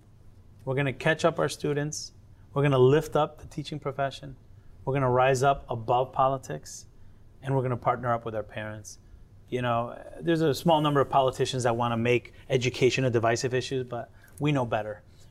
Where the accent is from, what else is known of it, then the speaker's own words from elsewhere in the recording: Connecticut, United States; born there; I'm as American as apple pie and rice and beans. I was born in Connecticut.